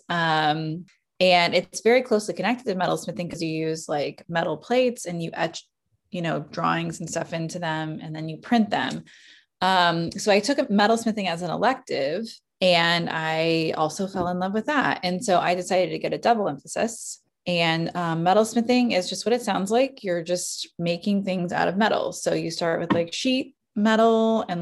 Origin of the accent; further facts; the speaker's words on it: Kansas City, Missouri, United States; also born or lived in Springfield, Missouri; I'm from Kansas City. I was born here and I've lived here almost all my life.